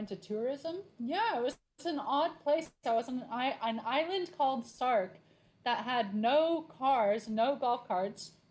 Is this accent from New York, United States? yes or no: no; Laguna Beach, California, United States; now in Hawaii, United States; I'm from Laguna Beach originally. Um, I have British parents